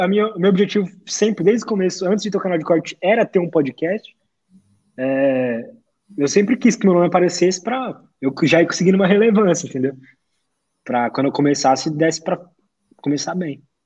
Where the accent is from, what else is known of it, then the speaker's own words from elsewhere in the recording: São Paulo, Brazil; Eu sou de São Paulo aqui